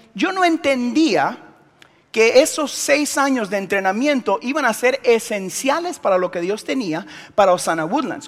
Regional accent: Guatemala; soy de Guatemala

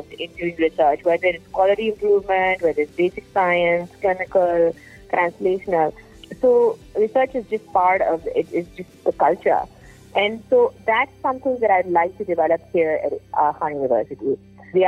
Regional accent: Karachi, Sindh, Pakistan; moved away as an adult; also born or lived in Durham, North Carolina, United States; I grew up in Karachi, Pakistan

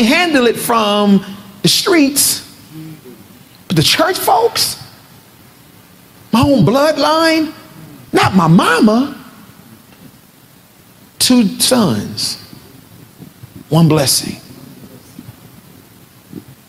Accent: Compton, California, United States; I'm from Compton. And so where I'm from, you stay ready, so you ain't got to get ready.

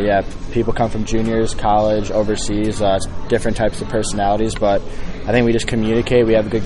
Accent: Chicago, Illinois, United States; moved away as an adult; also born or lived in Indiana; now in Indianapolis, United States; I've been in Indiana the last 4 years, but I'm a Midwestern guy. I'm from Chicago

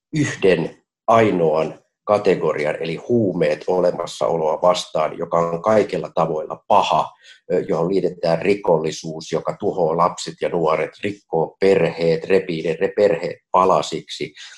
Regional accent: Helsinki, Uusimaa, Finland; nuoruudessani Kontulassa

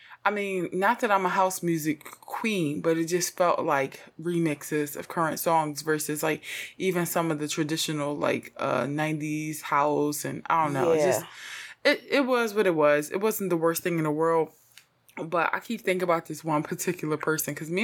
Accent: Philadelphia, Pennsylvania, United States; I'm from Philly.

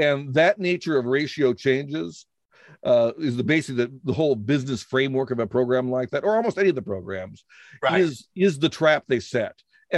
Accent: United States; other than that I speak the language and I'm an American like anybody else.

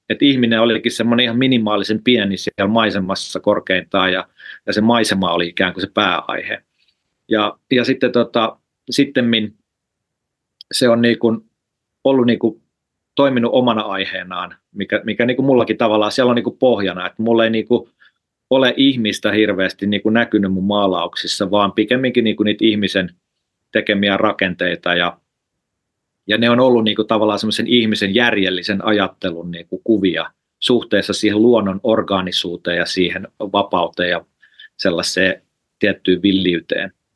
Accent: Lahti, Päijät-Häme, Finland; moved away as an adult; now in Helsinki, Finland; mä oon siis Lahdesta kotosi, mä oon Lahdessa syntynyt ja, ja, ja asunut

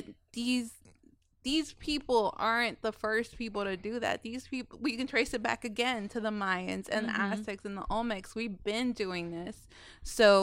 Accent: Irving, Texas, United States; being a Hispanic person growing up in Irving

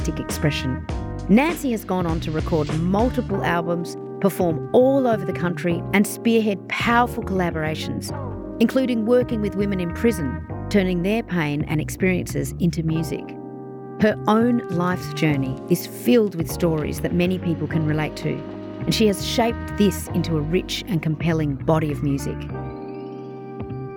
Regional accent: Broken Hill, New South Wales, Australia; I grew up in Broken Hill as well

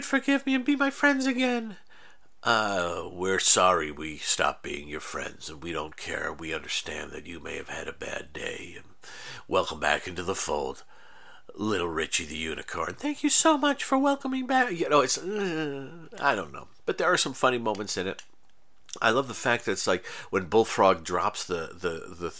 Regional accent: United States; as a American guy, a white guy

